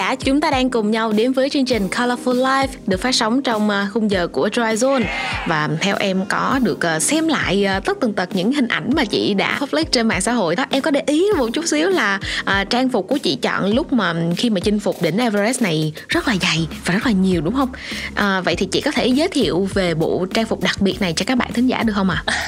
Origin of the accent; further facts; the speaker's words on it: Vietnam; ở việt nam của chúng ta